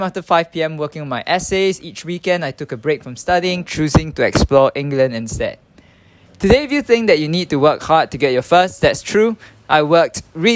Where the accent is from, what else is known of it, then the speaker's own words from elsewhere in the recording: Singapore; English is a second language; moved away as an adult; also born or lived in Nottingham; I spent 21 years growing up in Singapore